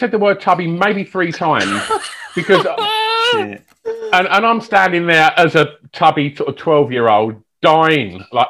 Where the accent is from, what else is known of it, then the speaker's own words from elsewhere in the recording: Essex, East of England, United Kingdom; where I grew up in Essex is pretty rough.